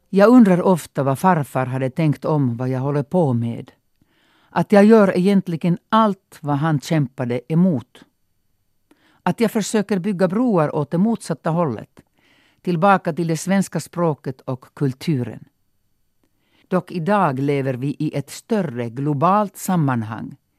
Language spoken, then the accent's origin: Swedish; Mikkeli, South Savo, Finland; first language Finnish; Swedish is a second language; now in Sweden; de allmänna folksaunorna i min hemstad. Det var en folkrörelse när jag var liten. 10-15 stycken bara i det lilla Mikkeli